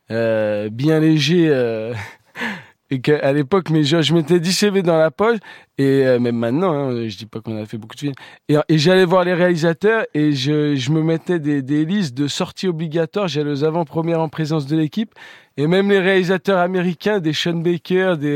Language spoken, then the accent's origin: French; Grenoble, Auvergne-Rhône-Alpes, France; moi, moi, je, déjà, je suis originaire de Grenoble